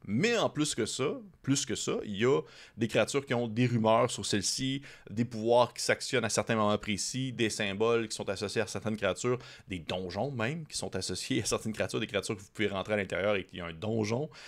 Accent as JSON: {"language": "French", "region": "Quebec", "country": "Canada", "said": "en tant que Québécois nord-américain"}